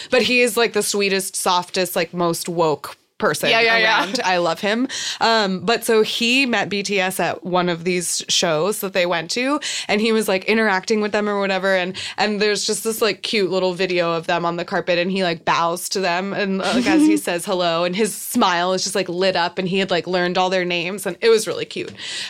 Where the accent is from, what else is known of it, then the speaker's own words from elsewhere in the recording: Chicago, Illinois, United States; Yeah, I'm from Chicago.